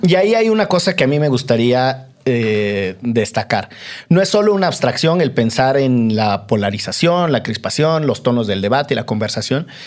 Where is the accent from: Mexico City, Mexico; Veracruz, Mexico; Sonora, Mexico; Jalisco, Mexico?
Veracruz, Mexico; Orizaba; crecí en Orizaba, donde es extraordinariamente húmedo